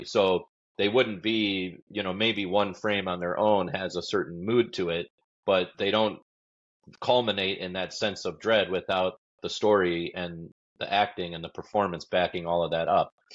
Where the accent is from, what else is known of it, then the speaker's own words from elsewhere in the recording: Detroit, Michigan, United States; I grew up in Detroit